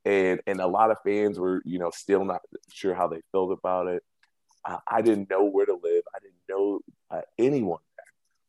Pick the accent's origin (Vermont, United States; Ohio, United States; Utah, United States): Ohio, United States; Cleveland; also born or lived in Akron, Ohio / Cuyahoga Falls, Ohio; I grew up in Cleveland in Shaker Heights, went to high school out in Akron and Cuyahoga Falls.